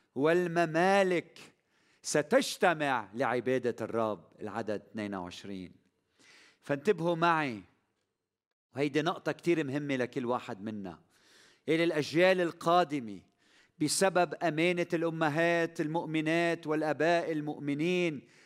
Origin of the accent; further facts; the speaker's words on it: Lebanon; بلدنا لبنان